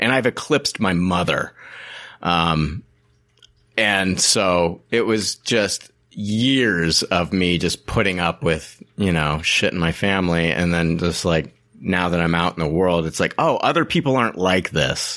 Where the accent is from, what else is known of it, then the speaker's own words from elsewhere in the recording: Peoria, Illinois, United States; moved away; Peoria. That's where that's where I'm from. I was born in Peoria.